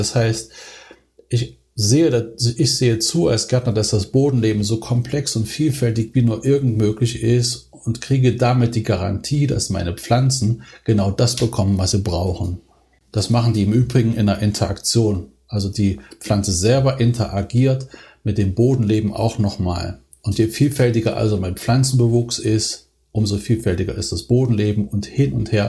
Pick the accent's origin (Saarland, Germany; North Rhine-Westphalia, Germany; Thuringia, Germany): Thuringia, Germany; moved away; ich bin ja als Thüringer bin ich in, in, einer, in einem Haushalt aufgewachsen